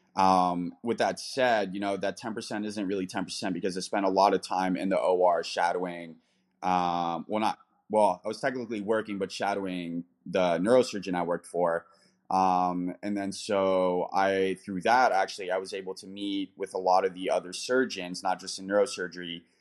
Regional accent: United States; also born or lived in London, United Kingdom / Denver, Colorado; being American

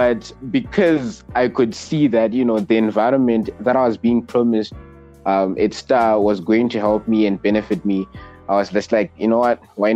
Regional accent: Zimbabwe; I am 18 and from Zimbabwe

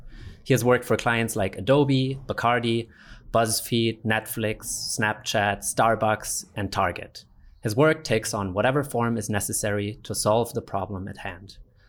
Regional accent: Nuremberg, Bavaria, Germany; now in Berlin, Germany; I'm back home in my hometown of Nuremberg

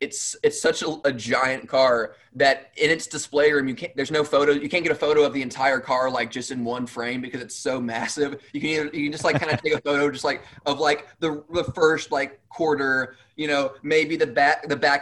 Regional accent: Memphis, Tennessee, United States; I'm from Memphis, and it still blows my mind every day to drive through the same streets

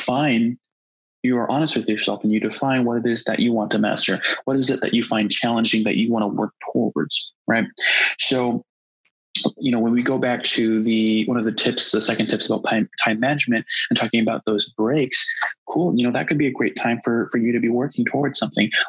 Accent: United States; growing up as Asian American

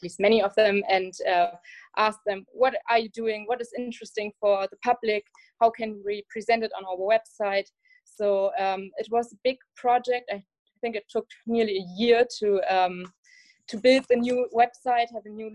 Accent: Germany; it's close to my hometown, the shipyard, and that's why I knew about Lürssen

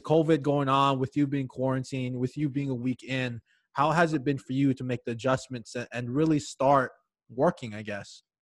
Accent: Hawaii, United States; moved away; born and raised in Hawaii

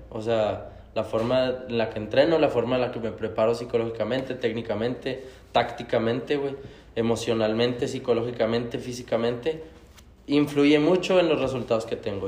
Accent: Mexico; como mexicanos somos

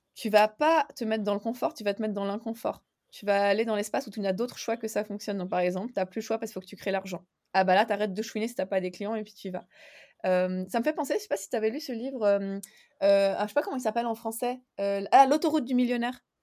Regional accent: Geneva, Switzerland; moved away as an adult; also born or lived in Spain / Vienna, Austria / Slovenia; je viens de Genève en Suisse

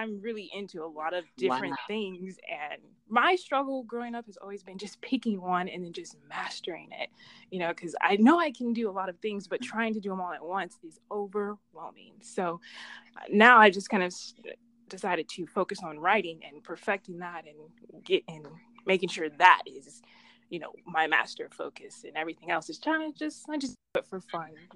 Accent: Charlotte, North Carolina, United States; I am originally from Charlotte, North Carolina.

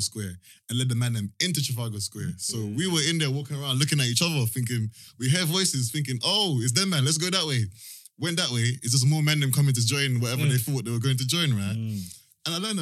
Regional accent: Jamaica; also born or lived in Brixton, London / Croydon, London; now in London, United Kingdom; I grew up in Jamaica

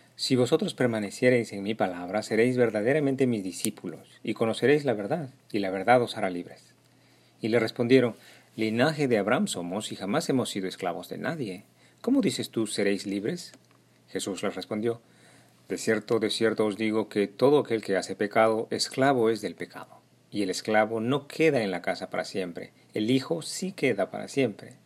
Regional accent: Peru; mi pueblo peruano

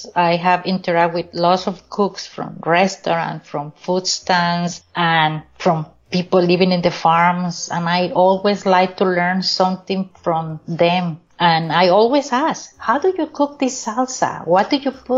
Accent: Tampico, Tamaulipas, Mexico; moved away; my hometown of Tampico

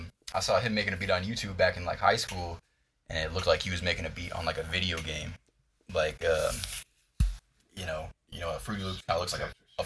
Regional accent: Denver, Colorado, United States; I'm from Denver, Colorado, born and raised.

